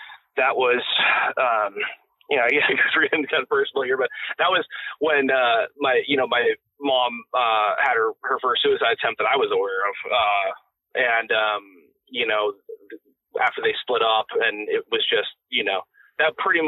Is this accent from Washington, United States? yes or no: yes; Washington, United States; also born or lived in Rhode Island; we zoomed across the country and landed in Washington. And that's where me and Billy grew up